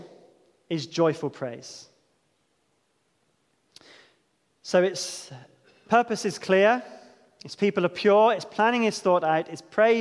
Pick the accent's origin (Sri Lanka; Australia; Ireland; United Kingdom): United Kingdom; Devon, South West England; growing up in Devon